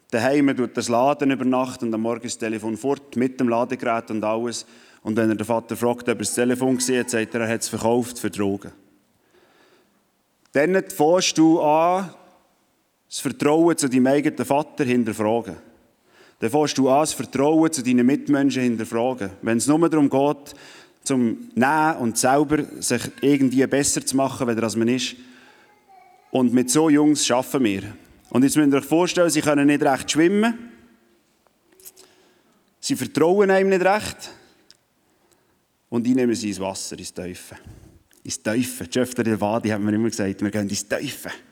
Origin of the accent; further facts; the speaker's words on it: Switzerland; Vor allem, wenn man als Schweizer, der ohne Wellen aufgewachsen ist, wo einisch am Meer war